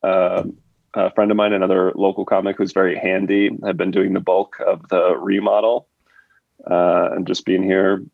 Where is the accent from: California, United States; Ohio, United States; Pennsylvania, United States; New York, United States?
California, United States; Southern; also born or lived in Santa Ana / Catalina Island; I grew up in Southern California. I lived in Santa Ana, and then I moved over to Catalina Island when I was in fifth grade.